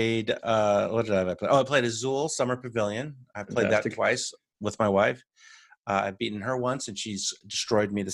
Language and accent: English; United States; also born or lived in Washington, D.C. area; I'm your American host